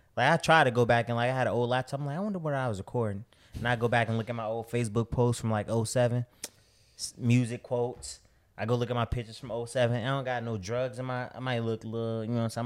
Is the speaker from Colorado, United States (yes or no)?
no; Chicago, Illinois, United States; moved away as an adult; also born or lived in Miami; I'm from Chicago